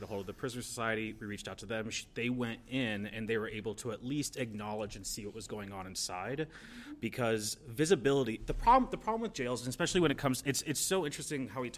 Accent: Pennsylvania, United States; So I came from Pennsylvania 2 years ago, right

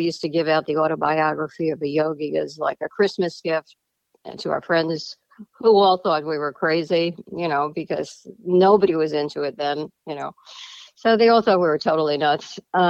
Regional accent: Scarsdale, New York, United States; also born or lived in Boston, Massachusetts; I grew up in Scarsdale, New York.

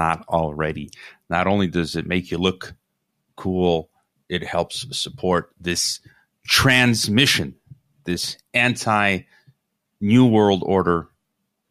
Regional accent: Chicago, Illinois, United States; I'm from Chicago

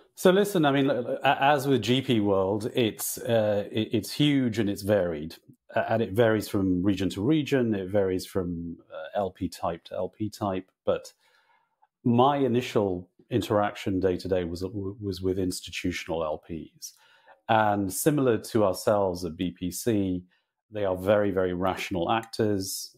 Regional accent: Northern Ireland, United Kingdom; I grew up in Northern Ireland

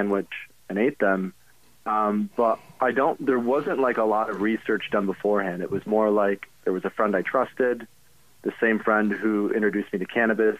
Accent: Grand Rapids, Michigan, United States; I grew up in Grand Rapids

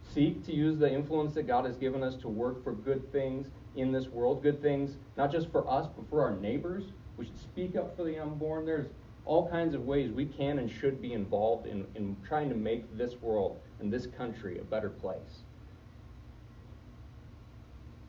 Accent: United States; as an American

